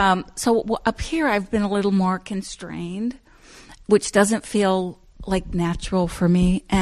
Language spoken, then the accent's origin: English; Ohio, United States; first of all, I came from Southern Ohio, which is a lot more overtly, people just touch you and talk to you.